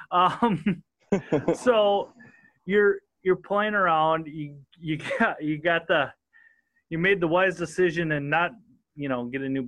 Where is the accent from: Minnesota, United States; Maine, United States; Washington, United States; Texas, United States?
Minnesota, United States; Southern; accent: northern; I'm freaking as redneck as they come, and I'm from Southern Minnesota.